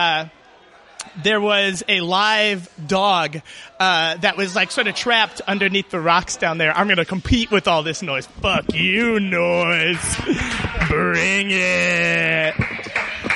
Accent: Chicago, Illinois, United States; I grew up in Chicago

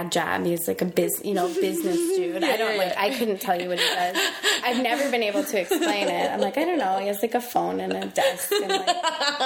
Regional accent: Littleton, Colorado, United States; also born or lived in Manhattan, New York / Queens, New York / Peekskill, New York; now in Chicago, United States; I'm from Colorado. I'm like, I'm very suburban.

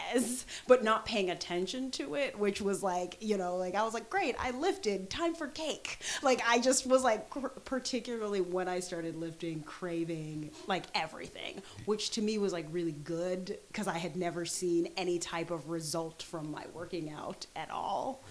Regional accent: Jamaica; I'm Jamaican

